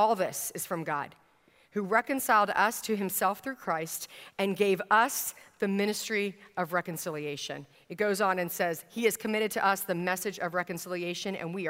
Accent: Virginia, United States; I grew up in Northern Virginia at one point in my stint all across the country as a military brat.

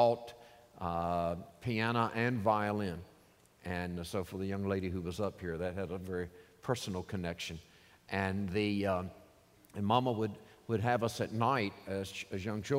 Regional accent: Norfolk, Virginia, United States; I grew up in Norfolk, Virginia

